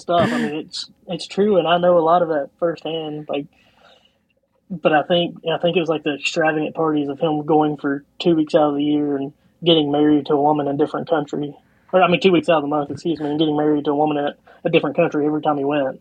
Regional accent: Eastern Kentucky, United States; growing up in Eastern Kentucky

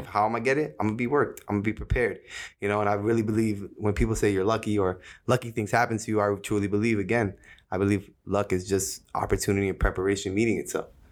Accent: Jersey City, New Jersey, United States; Being born and raised in Jersey City, New Jersey, uh, shout out to two oh one

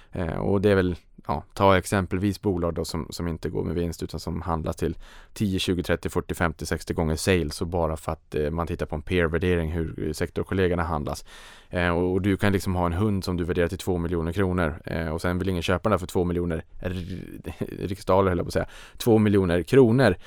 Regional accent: Sweden; för mig som svensk

